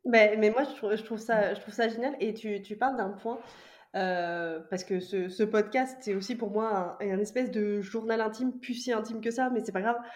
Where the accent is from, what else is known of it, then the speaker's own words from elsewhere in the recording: Vendée, Pays de la Loire, France; also born or lived in Nantes; Je viens de Vendée, donc j'ai fait mes études à Nantes